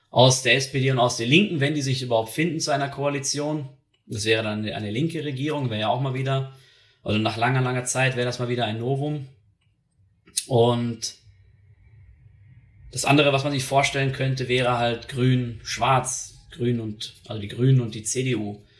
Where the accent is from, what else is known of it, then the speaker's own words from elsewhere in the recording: Germany; now in Switzerland; Ich bin ein Deutscher, der hier in der Schweiz lebt.